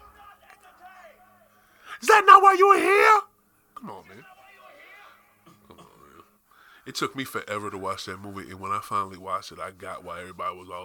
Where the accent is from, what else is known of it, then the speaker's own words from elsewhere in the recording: Springfield, Massachusetts, United States; That's where I'm from. I'm from Springfield, Mass